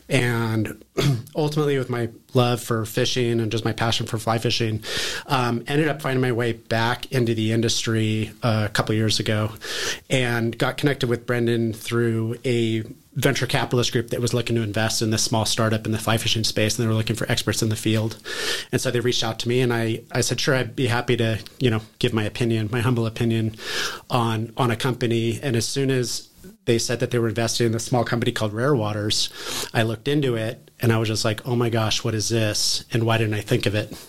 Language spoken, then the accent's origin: English; near Tahoe, Northern California, United States; also born or lived in Bozeman, Montana; We moved to Northern California up near Tahoe, uh, where I grew up